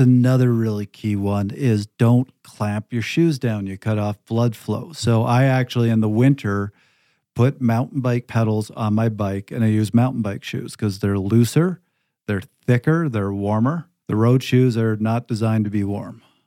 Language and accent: English; Canada; moved away; also born or lived in Pacific Northwest; I'm from Canada. I've lived in the Pacific Northwest where it's forty degrees and raining every single day.